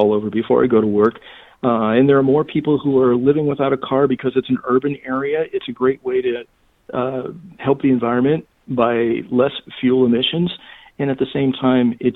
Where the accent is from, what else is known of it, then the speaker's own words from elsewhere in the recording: St. Louis, Missouri, United States; now in Dallas, United States; Growing up in St. Louis, we had streetcars